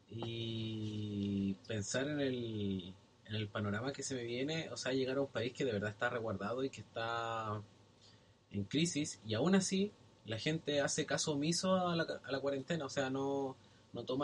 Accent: Chile; moved away as an adult; now in New Zealand

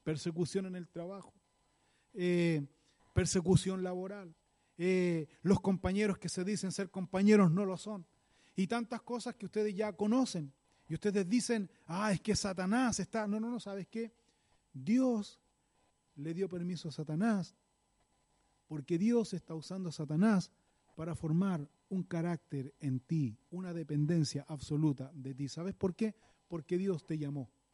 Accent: Chile; como decimos aquí en buen chileno

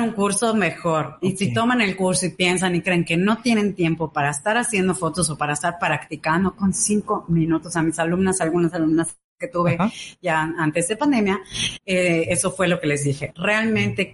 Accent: Yucatán, Mexico; soy yucateca. Ok. 100%. Eh, eh, mis papás yucatecos, 100% también

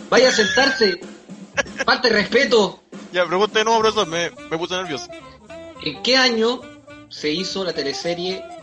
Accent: Chile; soy muy chileno.

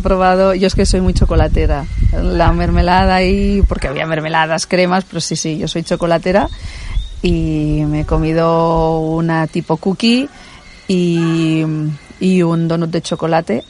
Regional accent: Barcelona, Catalonia, Spain; yo que soy de Barcelona, pues estoy acostumbrada a coches, ruido, motos

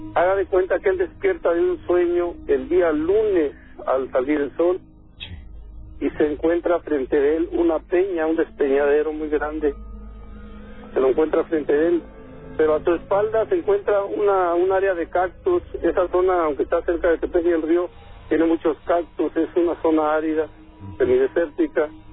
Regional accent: Tepeji del Río, Hidalgo, Mexico; yo soy de Tepeji del Río

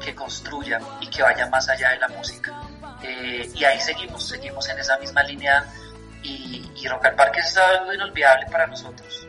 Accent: Bogotá, Colombia; como bogotanos somos influenciados por el rock que llegaba de afuera

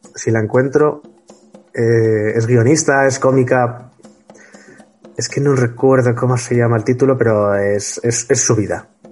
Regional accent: Huesca, Aragon, Spain; now in Madrid, Spain; somos ambos de Huesca, yo vivo en Madrid.

